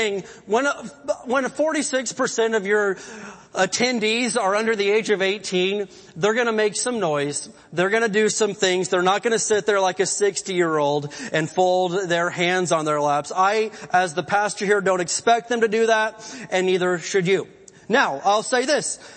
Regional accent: the Bible Belt, United States; moved away as an adult; also born or lived in Oklahoma; now in California, United States; I come from the Bible Belt, went to college in Oklahoma, and I love it there

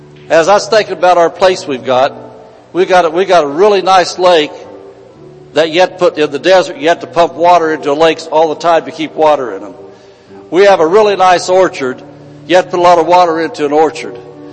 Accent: Indiana, United States; Back in Indiana, we came from Indiana

